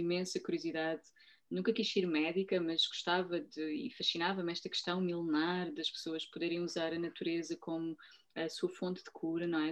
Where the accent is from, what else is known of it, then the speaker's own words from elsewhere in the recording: Portugal; eu nasci em Portugal, sou portuguesa